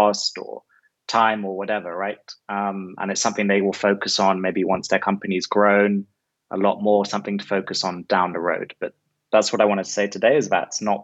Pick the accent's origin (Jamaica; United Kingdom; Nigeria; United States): United Kingdom; London; moved away as an adult; also born or lived in Newcastle, United Kingdom; now in Medellin, Colombia; I'm from London, from the UK, now living in Medellin, in Colombia, where I've been for the past 3 years